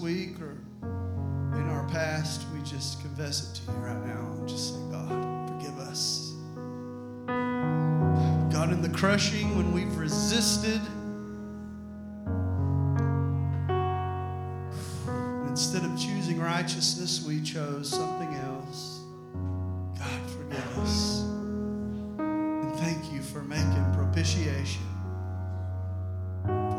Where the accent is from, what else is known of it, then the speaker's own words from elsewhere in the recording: Arkansas, United States; I'm a hillbilly from Arkansas.